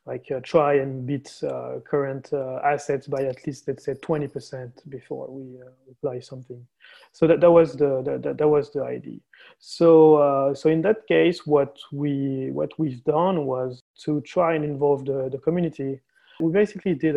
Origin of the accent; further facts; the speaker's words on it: France; also born or lived in Barcelona, Spain; I'm from France, currently based in Paris